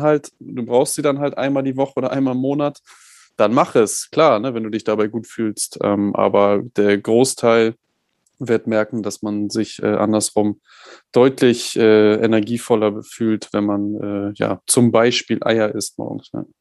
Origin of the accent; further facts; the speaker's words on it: Germany; als Deutscher